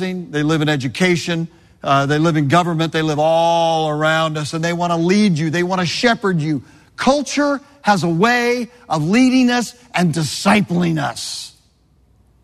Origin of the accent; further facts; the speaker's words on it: Southern California, United States; now in Florida, United States; I grew up in Southern California